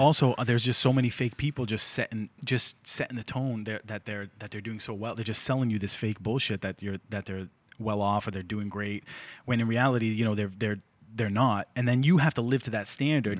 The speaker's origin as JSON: {"language": "English", "town": "Lynn", "region": "Massachusetts", "country": "United States", "tie": "born or raised there", "said": "I grew up in Lynn"}